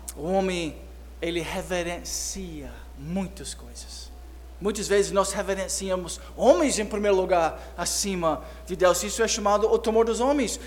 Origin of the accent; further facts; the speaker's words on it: United States; moved away; como criança, eu cresci nos Estados Unidos